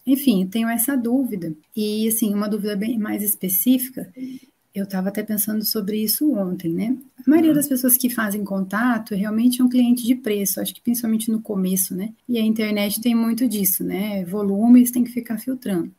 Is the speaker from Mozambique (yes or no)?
no; Paraná, Brazil; also born or lived in São Paulo state / Maringá; Eu vim lá do estado de São Paulo, vivi a vida toda no Paraná